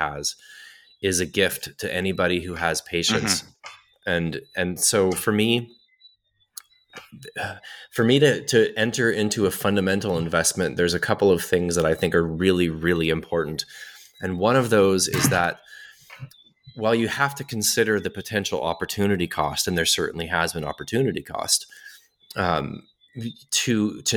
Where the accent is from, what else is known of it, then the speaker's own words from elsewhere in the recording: United States; being an American and living in the United States